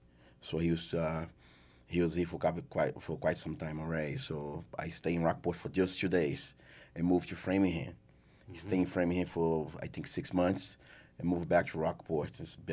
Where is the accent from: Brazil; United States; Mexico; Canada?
Brazil; Yes, I'm originally from Brazil. I grew up on a farmland.